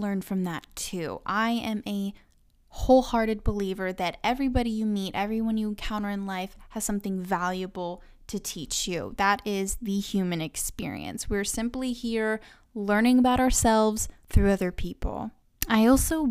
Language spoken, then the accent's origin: English; Tulsa, Oklahoma, United States; I am from Tulsa, Oklahoma.